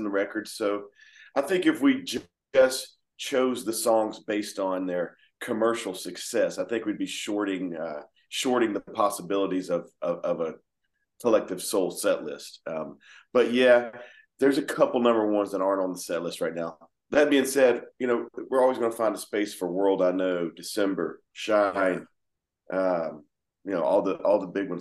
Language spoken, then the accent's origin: English; Georgia, United States; here we are from Georgia trying to do the same thing